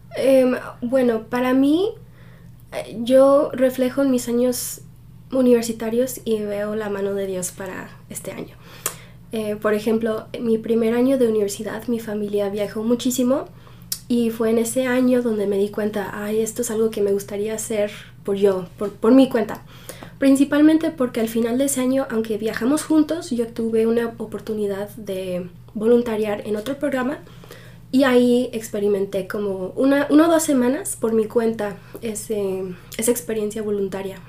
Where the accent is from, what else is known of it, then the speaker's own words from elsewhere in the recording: Pennsylvania, United States; also born or lived in Mexico; desde que tenía 7 años nos hemos quedado aquí en Pensilvania